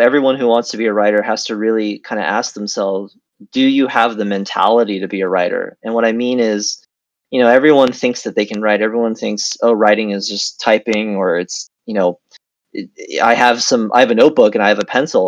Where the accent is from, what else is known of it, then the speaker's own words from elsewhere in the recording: United States; moved away as an adult; also born or lived in Beijing, China / California, United States / China; now in Vietnam; I was born in Beijing. I grew up in uh, near Washington D.C. in America